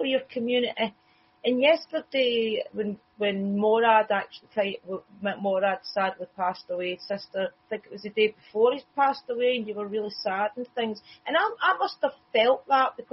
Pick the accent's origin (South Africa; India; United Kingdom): United Kingdom; Scotland; I'm Scottish